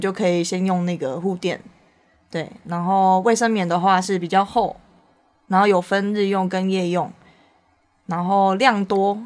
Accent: Taiwan; 我们台湾人

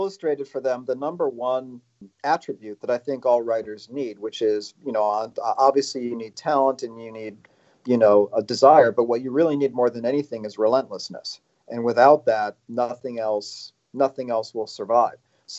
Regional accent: Chicago, Illinois, United States; now in Los Angeles, United States; I'm from Chicago.

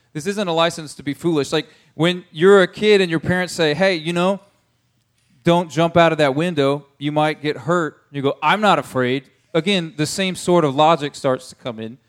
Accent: United States; I'm an American

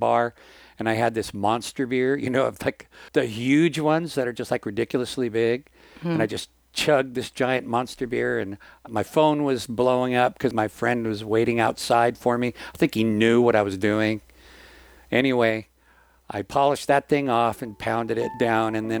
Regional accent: Washington, United States; moved away as an adult; my hometown in Washington State

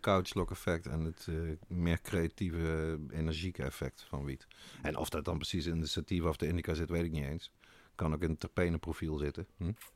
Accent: North Brabant, Netherlands; Ik ben zelf een Brabander

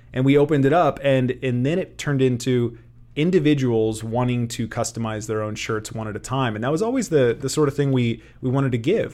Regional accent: Kearney, Nebraska, United States; grew up in Kearney, Born and raised

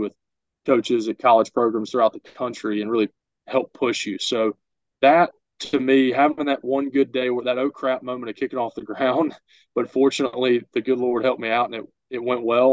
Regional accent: Jackson, Mississippi, United States; I'm from Jackson, Mississippi

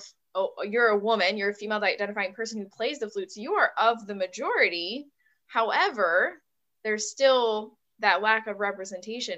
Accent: Buffalo, New York, United States; I'm from the Buffalo, New York area.

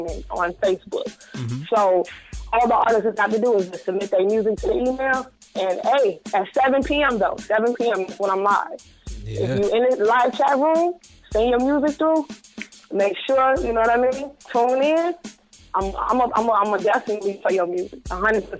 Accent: Chicago, Illinois, United States; I'm from Chicago.

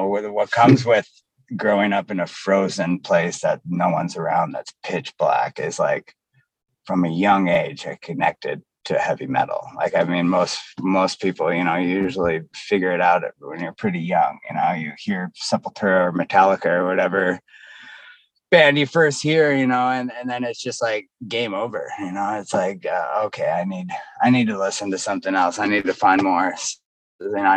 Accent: Fairbanks, Alaska, United States; also born or lived in Tanana, Alaska; now in Seattle, United States; originally from Fairbanks, Alaska, the interior part of Alaska, the cold part

